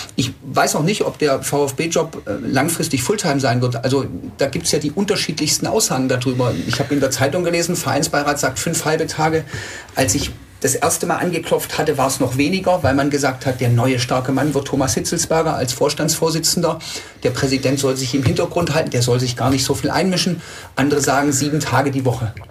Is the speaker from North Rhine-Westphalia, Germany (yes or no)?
no; Tübingen, Baden-Württemberg, Germany; Ich bin 45 Jahre alt, in Tübingen geboren